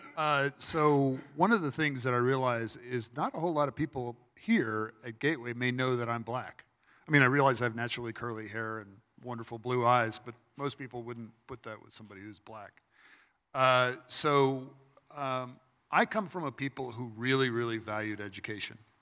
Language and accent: English; Los Angeles, California, United States; I'm actually originally from Los Angeles, California. So you know I do love LA. uh, and actually uh, grew up in the San Fernando Valley